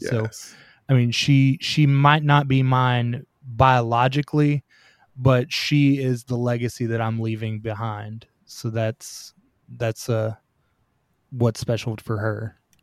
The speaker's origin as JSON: {"language": "English", "region": "Tennessee", "country": "United States", "said": "I'm from Tennessee. So, y'all is common."}